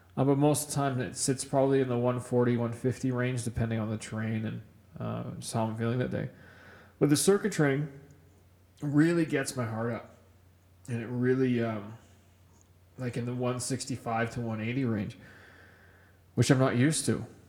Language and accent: English; Kamloops, British Columbia, Canada; moved away as an adult; now in Edmonton, Canada; growing up in Kamloops in British Columbia, uh, I grew up on a mountain bike